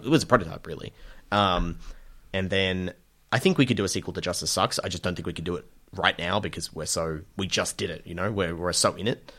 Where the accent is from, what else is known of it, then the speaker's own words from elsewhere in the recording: Australia; spending a lot of time in the U S as an Australian